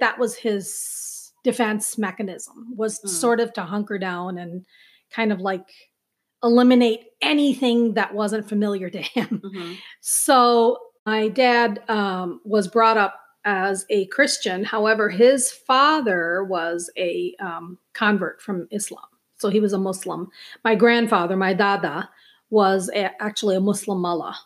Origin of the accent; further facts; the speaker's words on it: Minneapolis, Minnesota, United States; also born or lived in Chandigarh, India; now in Princeton, United States; I grew up as an Indian living in Minneapolis, a suburb of Minneapolis